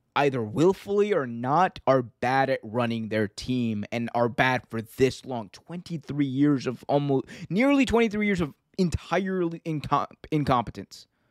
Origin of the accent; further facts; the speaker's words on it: Baltimore, Maryland, United States; I'm from Baltimore